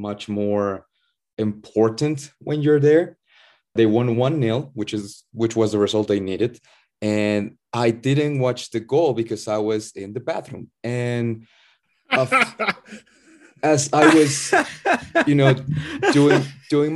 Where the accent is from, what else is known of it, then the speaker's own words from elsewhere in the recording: Puebla, Mexico; my hometown team, Puebla FC